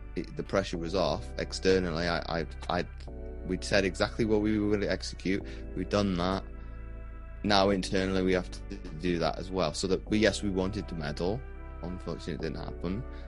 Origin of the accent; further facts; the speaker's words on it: Wales, United Kingdom; I've been growing up in, in Wales